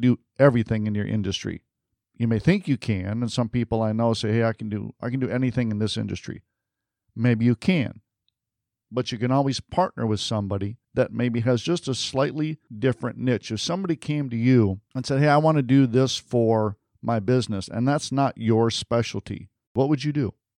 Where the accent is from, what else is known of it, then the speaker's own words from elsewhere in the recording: Michigan, United States; moved away; I'm from Michigan originally, so I'm a Sparty